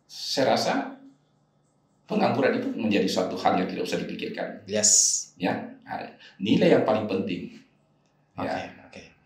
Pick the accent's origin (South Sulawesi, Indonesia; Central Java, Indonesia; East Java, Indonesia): South Sulawesi, Indonesia; Makassar; moved away; saya juga waktu itu alhamdulillah merantau dari Makassar ini kita anak Makassar